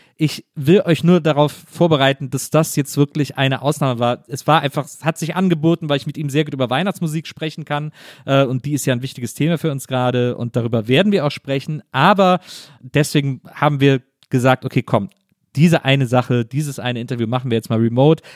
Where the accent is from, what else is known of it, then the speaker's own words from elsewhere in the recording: Cologne, North Rhine-Westphalia, Germany; moved away; meine alte Heimatstadt